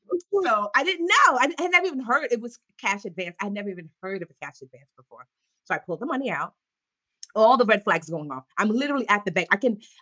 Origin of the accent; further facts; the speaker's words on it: Nigeria; So we grew up, and plus we're Nigerian, so it's already compounded.